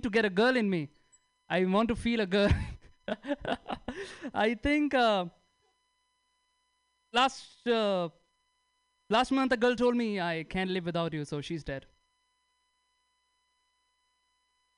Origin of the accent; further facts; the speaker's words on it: India; English is a second language; moved away; I'm from India